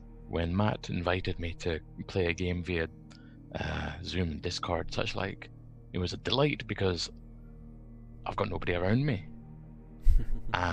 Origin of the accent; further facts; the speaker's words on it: Scotland, United Kingdom; I'm from Scotland